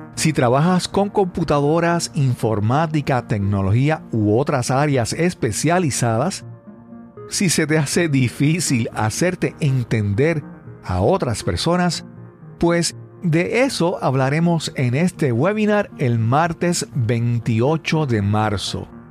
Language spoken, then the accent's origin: Spanish; Yabucoa, Puerto Rico; yo soy original de Yabucoa